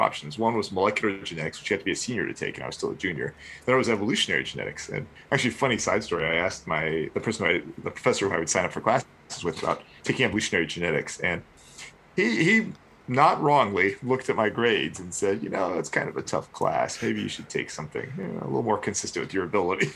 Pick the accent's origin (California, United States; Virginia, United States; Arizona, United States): Virginia, United States; southeastern; also born or lived in Chicago; now in North Carolina, United States; I grew up actually very close to Vienna in southeastern Virginia.